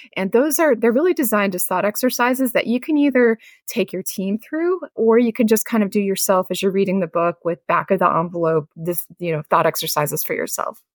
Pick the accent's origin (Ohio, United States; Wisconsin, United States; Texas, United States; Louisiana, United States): Ohio, United States; Northeast; moved away; I'm originally from Northeast Ohio